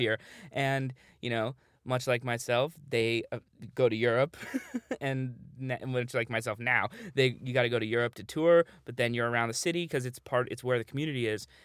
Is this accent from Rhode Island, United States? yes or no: no; New York City, New York, United States; I grew up in New York